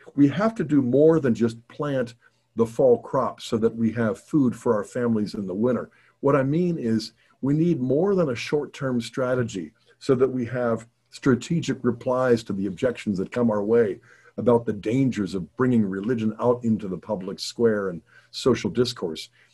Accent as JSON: {"language": "English", "country": "United States"}